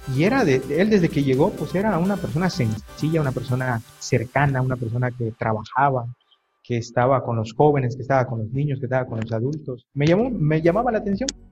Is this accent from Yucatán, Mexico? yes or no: yes; Mérida, Yucatán, Mexico; also born or lived in a town on the road to Valladolid, Yucatán; yo soy originario de, este, un pueblo allí por camino a, Valladolid, se llama Sanacat, pero pues prácticamente toda mi vida viví aquí en Mérida, desde que era muy, muy, este, muy pequeño